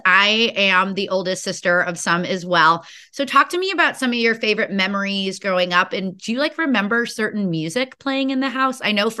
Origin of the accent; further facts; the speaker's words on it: Chicago, Illinois, United States; I'm from Illinois, Chicago specifically